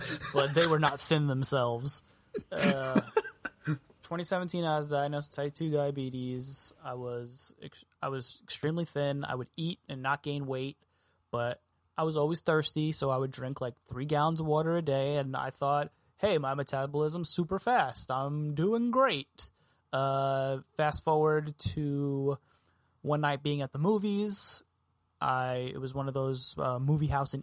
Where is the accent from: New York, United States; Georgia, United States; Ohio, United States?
New York, United States; moved away as an adult; also born or lived in Texas; I'm from New York originally